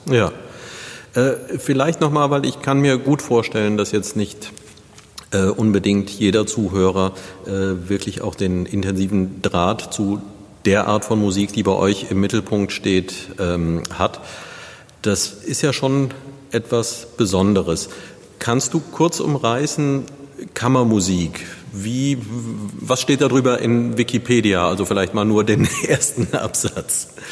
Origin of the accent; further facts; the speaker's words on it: Neuwied, Rhineland-Palatinate, Germany; moved away; in den Zeiten, die ich in meiner Jugend in Neuwied verbracht habe